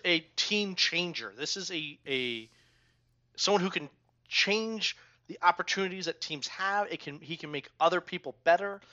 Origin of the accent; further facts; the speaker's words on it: Germantown, United States; I grew up in Germantown